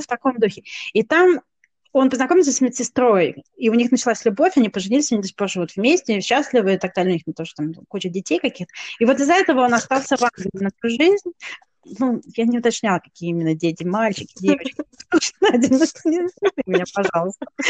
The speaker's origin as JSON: {"language": "Russian", "country": "Kazakhstan", "tie": "born or raised there", "moved": "yes", "said": "я родилась в Казахстане по стечению обстоятельств"}